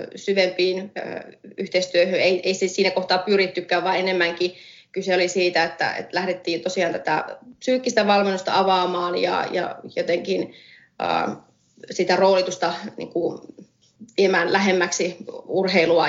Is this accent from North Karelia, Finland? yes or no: no; Oulunsalo, North Ostrobothnia, Finland; moved away; also born or lived in Oulu / London; mä oon Oulusta kotoisin alun perin ja Oulussa syntynyt, Oulun salossa kasvanut, käynyt siellä ala- ja yläkoulun